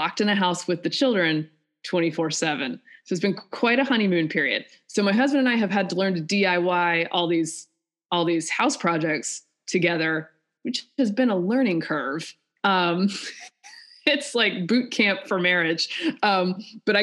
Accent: North Carolina, United States; also born or lived in Georgia; I'm from North Carolina, you know, went to school in Georgia

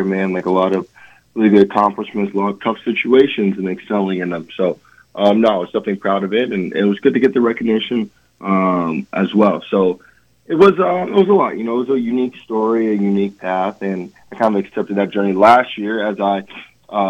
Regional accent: Atlanta, Georgia, United States; growing up in Atlanta, I did not grow up a Georgia fan, but I grew up a Falcons fan

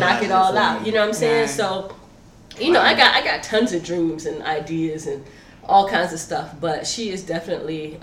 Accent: South Florida, United States; now in Seattle, United States; we're from South Florida

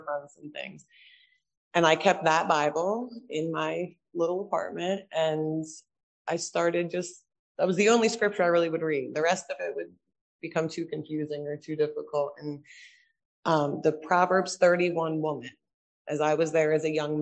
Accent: New Jersey, United States; We attended a lot of churches around South Jersey

